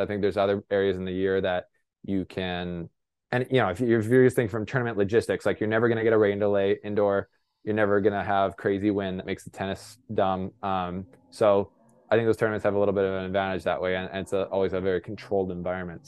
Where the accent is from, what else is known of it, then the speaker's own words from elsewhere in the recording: Canada; I'm a Canadian reporter